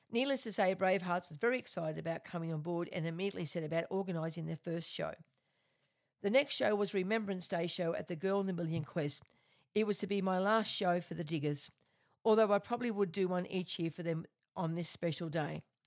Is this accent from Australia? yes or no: yes; Australia; I am an Australian medium